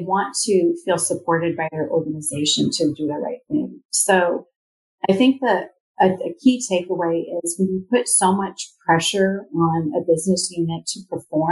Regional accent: Redmond, Washington, United States; I grew up in Redmond, Washington

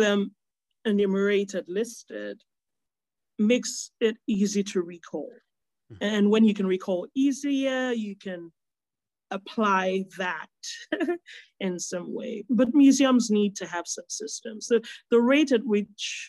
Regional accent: Nigeria; a Nigerian food writer who has grown up with Nigerian food presented a certain way

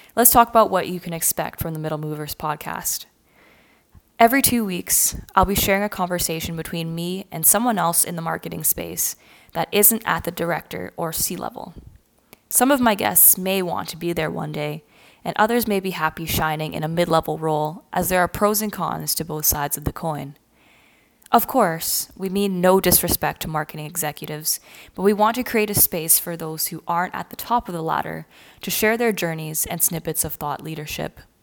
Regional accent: Ontario, Canada; I'm actually born and raised in Canada, and I've always lived within two to three hours of Toronto

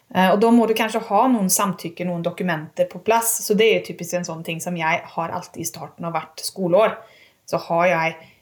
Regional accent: Sweden; also born or lived in Umeå; now in Norway; Og jeg er svensk.

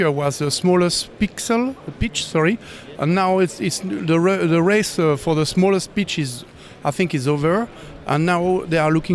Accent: Paris, Île-de-France, France; Paris. I'm from Paris.

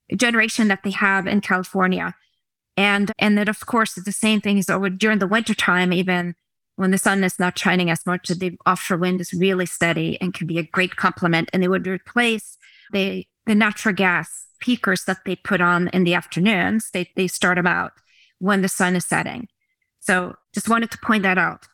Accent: Oslo, Norway; I was born in Oslo, Norway

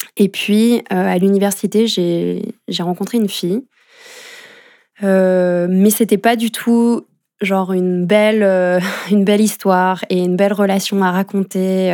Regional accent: France; moved away as an adult; now in Geneva, Switzerland; j'ai grandi en France

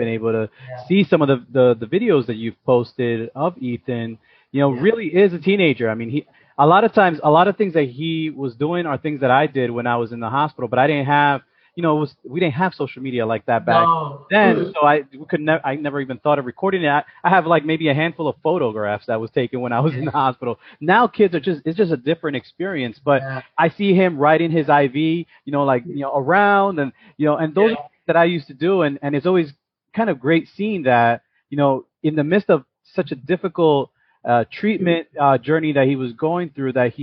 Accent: New York City, New York, United States; also born or lived in Yonkers; I was born and raised in the Bronx.

